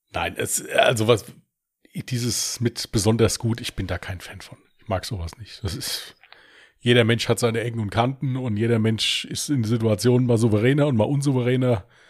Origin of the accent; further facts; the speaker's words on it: Germany; accent: Westerwälder Platt; ich komme aus dem Westerwald